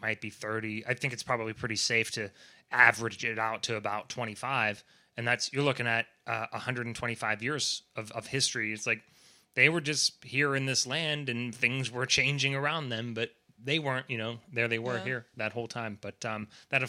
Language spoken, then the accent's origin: English; United States; as an American